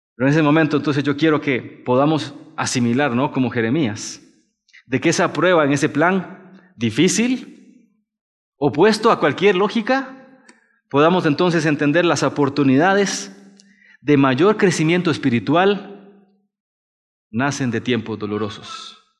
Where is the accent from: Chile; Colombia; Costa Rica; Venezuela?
Costa Rica; moved away as an adult; now in Mexico; soy de Costa Rica y ya tengo siete años acá en México